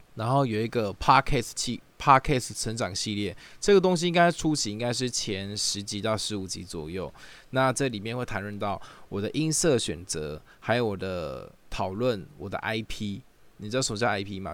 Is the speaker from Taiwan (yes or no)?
yes; Taichung, Taiwan; moved away as an adult; now in Taipei, Taiwan; 我本身是台中人啊，，然后来台 北工作的时候